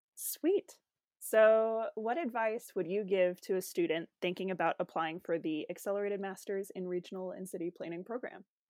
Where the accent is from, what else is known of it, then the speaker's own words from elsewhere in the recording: Oklahoma, United States; I'm from Oklahoma County